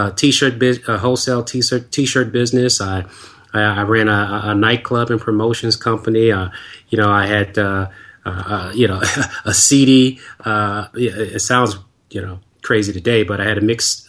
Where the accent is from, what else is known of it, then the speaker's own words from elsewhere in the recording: Washington, District of Columbia, United States; moved away; also born or lived in the South (US); since I was originally from Washington, D.C.